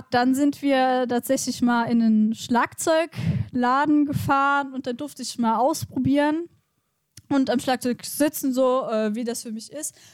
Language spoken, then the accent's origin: German; Westerwald, Rhineland-Palatinate, Germany; also born or lived in Mainz; aufgewachsen hier im Westerwald, geboren in Mainz.